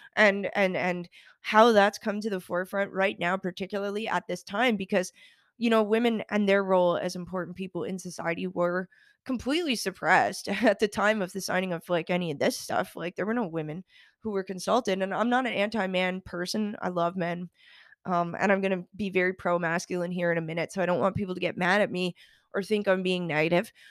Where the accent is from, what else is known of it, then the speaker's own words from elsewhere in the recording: Canada; now in United States; Being Canadian and also doing a lot of work in Europe